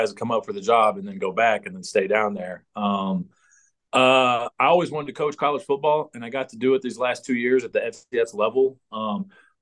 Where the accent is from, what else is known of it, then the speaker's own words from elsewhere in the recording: United States; moved away as an adult; now in Canada; as an American